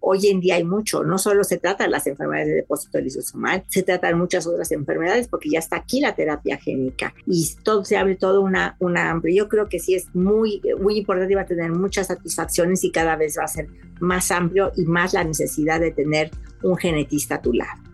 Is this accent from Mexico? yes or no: yes; Mexico; soy mexicana